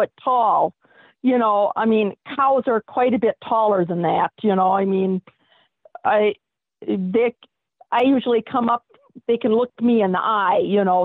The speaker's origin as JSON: {"language": "English", "region": "Wisconsin", "country": "United States", "said": "I'm from Wisconsin and we're America's Dairyland"}